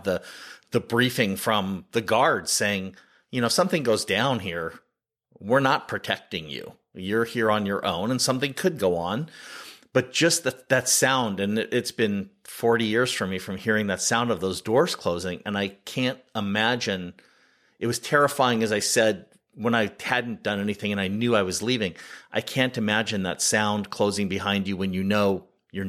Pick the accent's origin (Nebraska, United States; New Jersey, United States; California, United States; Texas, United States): California, United States; Sunnyvale; I grew up in the Bay Area